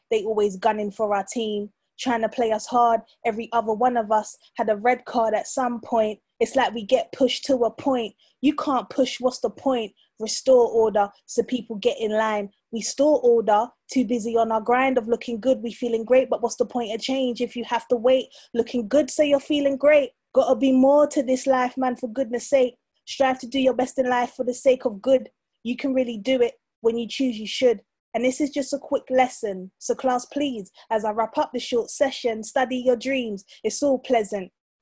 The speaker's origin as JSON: {"language": "English", "region": "London", "country": "United Kingdom", "said": "I'm a Londoner. Nah. I'm a South Londoner."}